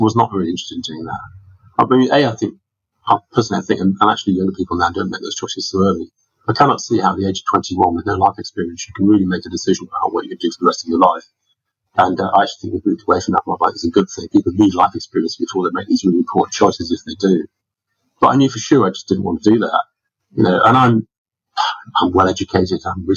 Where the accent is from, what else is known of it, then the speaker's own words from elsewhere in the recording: Scarborough, Yorkshire and the Humber, United Kingdom; moved away; I came from Scarborough, and Scarborough, for those people in the UK will know, but in New Zealand, they may not, it's a small town on the northeast of England